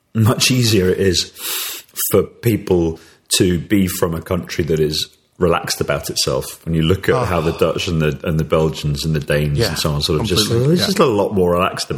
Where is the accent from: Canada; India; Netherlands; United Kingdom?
United Kingdom; to be relaxed about being British